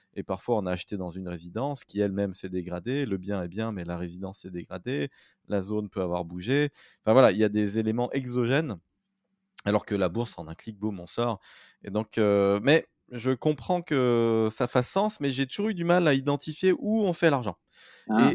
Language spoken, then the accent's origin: French; Saint-Étienne, Auvergne-Rhône-Alpes, France; Saint-Étienne et je suis stéphanois